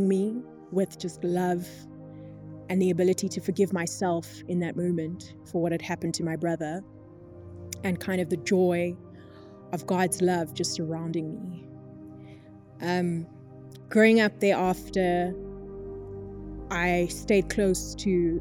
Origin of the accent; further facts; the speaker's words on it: East Rand, Gauteng, South Africa; I grew up in the East Rand.